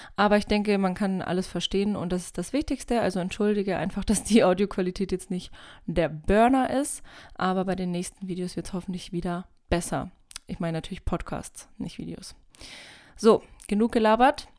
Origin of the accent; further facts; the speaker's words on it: Bavaria, Germany; komme aus einem kleinen Dorf in Bayern